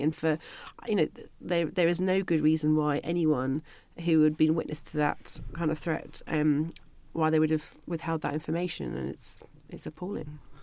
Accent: London, United Kingdom; moved away as an adult; also born or lived in Liverpool; I was originally from London

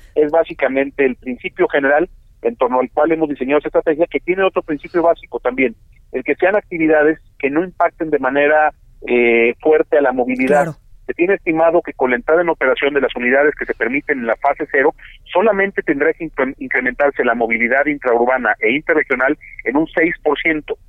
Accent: Jalisco, Mexico; como jaliscienses

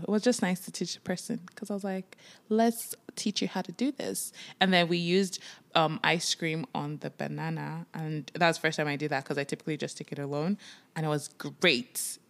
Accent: Nigeria; now in Toronto, Canada; we are Nigerians. We moved from Nigeria and we moved to Canada, Toronto, Canada

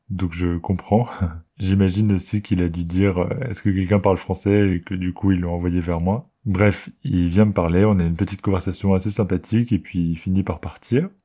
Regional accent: France; moved away as an adult; also born or lived in London, England; On parle français, on est français tous les deux.

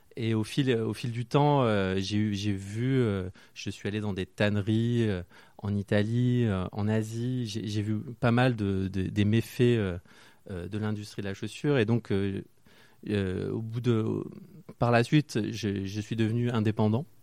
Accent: Marseille, Provence-Alpes-Côte d'Azur, France; now in Paris, France; je suis originaire de Marseille

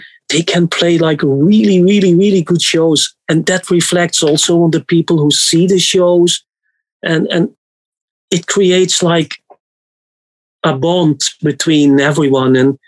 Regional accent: Netherlands; I'm from the Netherlands

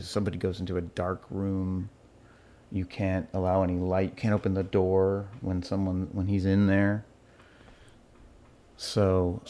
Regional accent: Malawi; born there; I was born in Malawi in Africa. And my parents were in the Peace Corps.

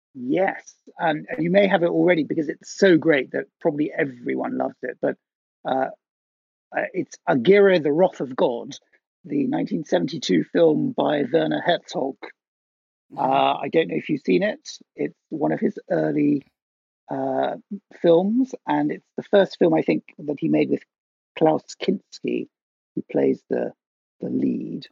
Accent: Netherlands; moved away; I grew up in Holland

